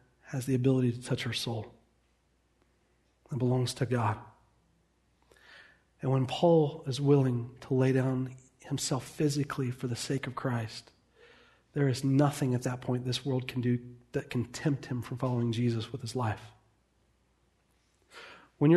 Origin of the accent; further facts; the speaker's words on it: United States; We are American. We like our comfort and luxury.